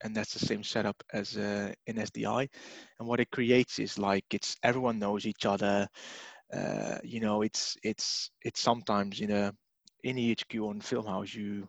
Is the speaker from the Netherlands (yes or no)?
yes; Netherlands; moved away as an adult; now in United Kingdom; I am originally from the Netherlands. I'm in the UK now for about 5 years, 6 years